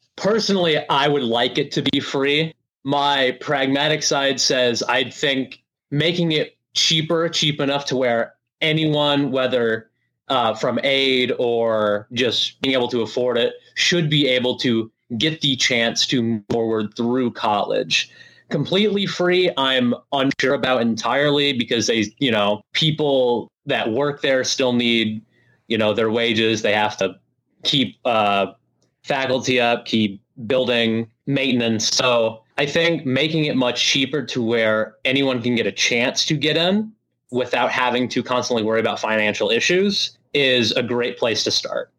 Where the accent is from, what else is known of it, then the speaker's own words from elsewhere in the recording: Lincoln, Illinois, United States; I'm Lincoln. Been here my whole life, Lincoln, Illinois